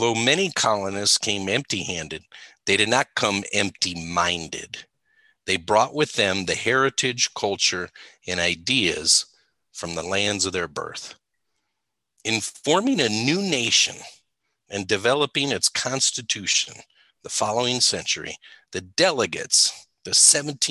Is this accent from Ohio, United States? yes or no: yes; Ohio, United States; moved away as an adult; also born or lived in Texas; I grew up in Ohio, 20 years or so in Ohio, 20 years in Texas, 20 years here